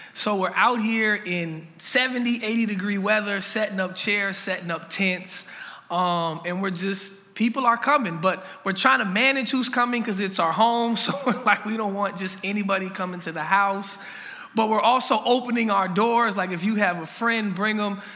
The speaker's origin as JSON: {"language": "English", "town": "Minneapolis", "region": "Minnesota", "country": "United States", "tie": "born or raised there", "said": "I'm from Lake Street. Um, that's where I grew up"}